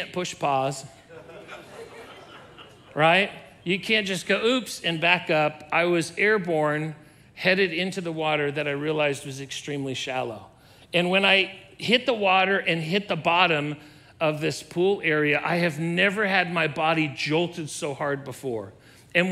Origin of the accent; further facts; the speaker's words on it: Southern California, United States; I was a youth and I was growing up in Southern California